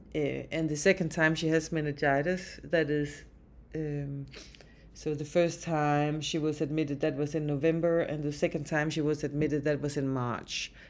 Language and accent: English; Denmark; now in Alberta, Canada; I'm from Denmark